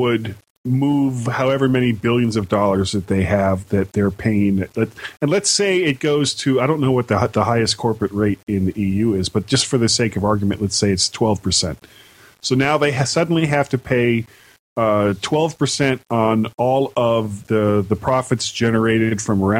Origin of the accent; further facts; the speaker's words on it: United States; I'm from the United States.